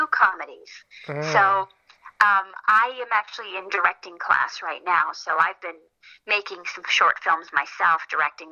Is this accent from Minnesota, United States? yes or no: yes; Minnesota, United States; now in Los Angeles, United States; I'm from Minnesota